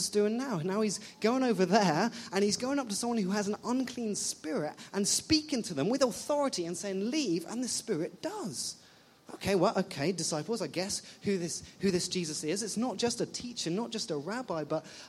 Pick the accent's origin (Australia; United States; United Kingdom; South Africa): United Kingdom; England; moved away as an adult; now in Ottawa, Canada; I'm not Canadian. I'm from England.